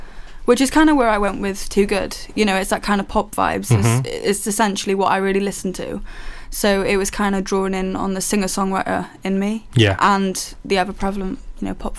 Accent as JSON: {"language": "English", "town": "Haverfordwest", "region": "Wales", "country": "United Kingdom", "said": "I'm a 20-year-old singer-songwriter from Haverfordwest, Pembrokeshire."}